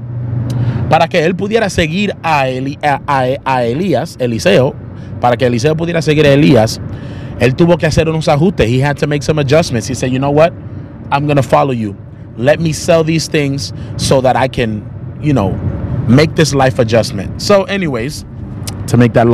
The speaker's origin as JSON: {"language": "English", "town": "Charlotte", "region": "North Carolina", "country": "United States", "tie": "born or raised there", "moved": "yes", "said": "2 weeks in Charlotte, back, you know, my hometown where I grew up"}